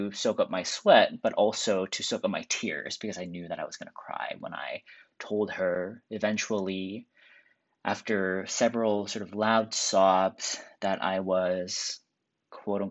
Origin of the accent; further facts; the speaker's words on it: Seattle, Washington, United States; I grew up in Seattle, and I never came out public in high school